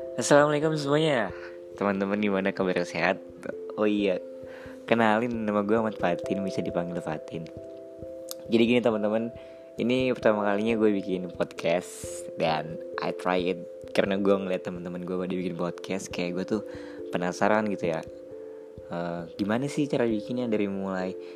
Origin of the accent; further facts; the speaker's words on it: Karawang, West Java, Indonesia; lahir di Kerawang